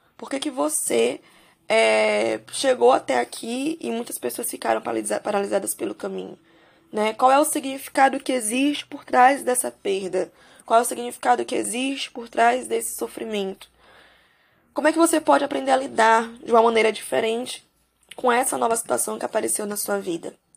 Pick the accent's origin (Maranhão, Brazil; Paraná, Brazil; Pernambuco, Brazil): Maranhão, Brazil; São Luís; eu sou de São Luís do Maranhão, por aqui